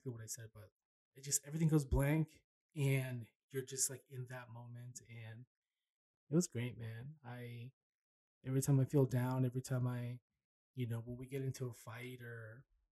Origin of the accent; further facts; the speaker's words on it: Paramount, California, United States; moved away; also born or lived in Long Beach, California; I was born in Long Beach. I grew up in Paramount.